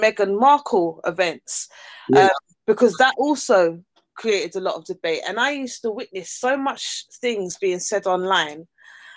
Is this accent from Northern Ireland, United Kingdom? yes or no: no; London, United Kingdom; I grew up in Battersea